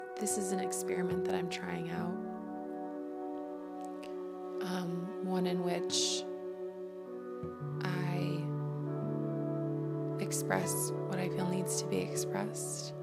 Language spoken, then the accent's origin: English; United States; accent: American; from my accent you could probably tell that I'm an American